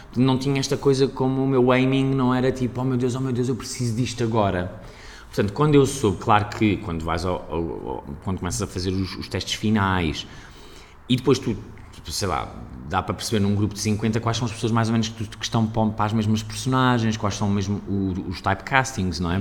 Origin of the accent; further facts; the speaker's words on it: Aveiro, Centro, Portugal; moved away as an adult; also born or lived in Lisbon; de onde eu sou, de onde eu cresci